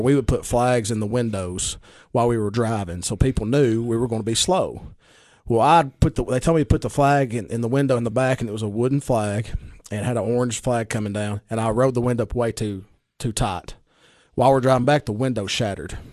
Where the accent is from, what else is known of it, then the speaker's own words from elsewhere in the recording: Baxter, Tennessee, United States; I grew up in Baxter